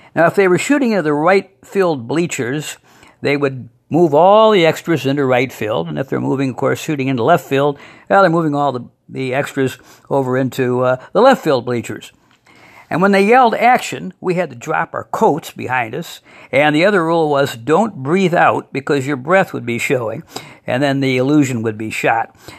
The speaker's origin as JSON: {"language": "English", "town": "Toledo", "region": "Ohio", "country": "United States", "tie": "born or raised there", "said": "When I was growing up in Toledo"}